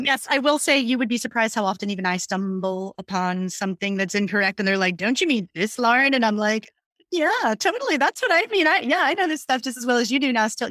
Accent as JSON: {"language": "English", "town": "Hershey", "region": "Pennsylvania", "country": "United States", "tie": "born or raised there", "also_born_or_lived": "Pittsburgh, Pennsylvania", "said": "I am born and raised in Pennsylvania, so I'm, I'm from, like, Hershey, Pennsylvania"}